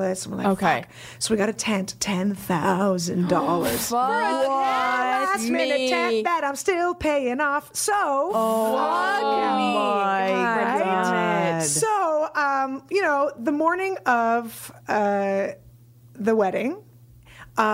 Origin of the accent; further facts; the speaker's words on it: San Francisco, California, United States; I'm from San Francisco